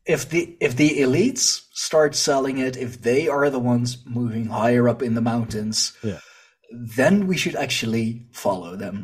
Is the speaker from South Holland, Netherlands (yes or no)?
yes; Leiden, South Holland, Netherlands; here in my, uh, in my hometown, um, our university, um, like they, they have a, a big history department, big history study, and we have the Museum of uh, Naturalis here